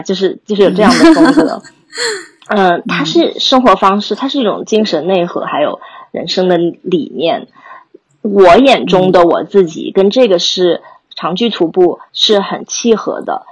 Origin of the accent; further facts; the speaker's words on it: Mountain City, Chongqing, China; moved away as an adult; now in United States; 在山城长大